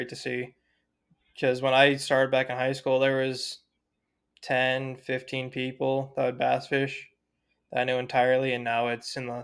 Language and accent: English; Colorado, United States; I'm from Colorado.